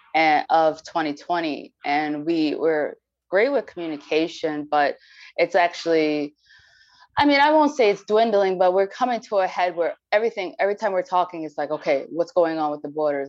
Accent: New York City, New York, United States; moved away; I'm from New York. New York City

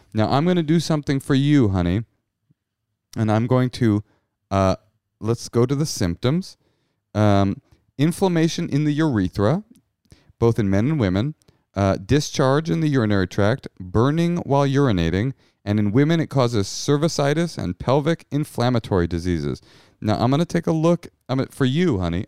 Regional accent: Bay Area, California, United States; also born or lived in New York City; now in Los Angeles, United States; I grew up in the Bay Area

